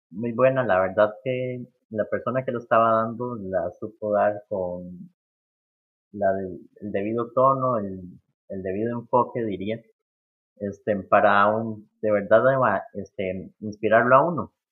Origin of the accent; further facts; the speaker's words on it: Costa Rica; somos ticos, somos de Costa Rica